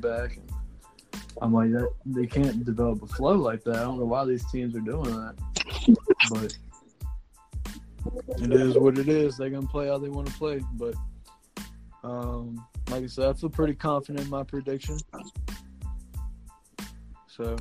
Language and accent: English; the South, United States; you can tell we're from the South, SEC territory.